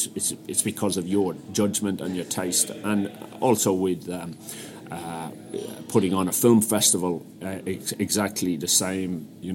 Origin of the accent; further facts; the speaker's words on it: Ireland; In the 80s, it wasn't particularly pleasant being in London as an Irish person, and I never really got over that vibe of always being conscious of my accent.